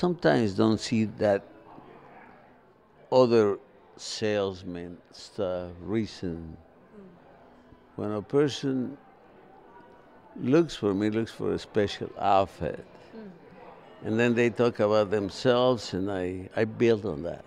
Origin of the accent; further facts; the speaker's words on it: Coalcomán, Michoacán, Mexico; now in Nashville, United States; I was born in the state of Michoacán, in a beautiful little town called Cualcomán